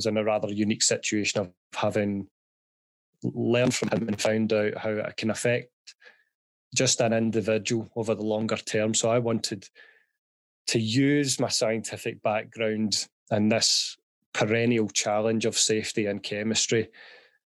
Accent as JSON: {"language": "English", "town": "Glasgow", "region": "Scotland", "country": "United Kingdom", "tie": "born or raised there", "said": "I was born and raised in Glasgow, as my dulcet tones will give away"}